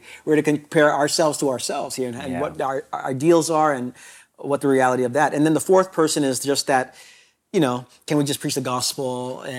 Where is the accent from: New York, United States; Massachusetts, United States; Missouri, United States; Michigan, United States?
New York, United States; Brooklyn; New York my entire life in Brooklyn, a part of Brooklyn that's not the new Brooklyn.